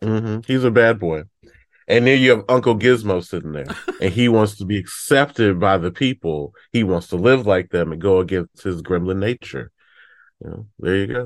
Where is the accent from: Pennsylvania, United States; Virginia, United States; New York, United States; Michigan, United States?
Michigan, United States; Detroit; I'm from Detroit